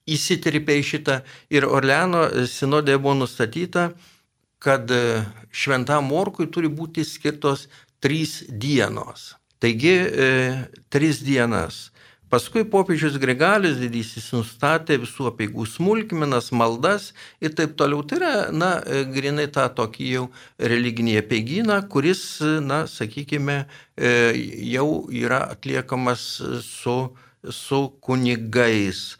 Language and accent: Lithuanian; Lithuania; mes lietuviai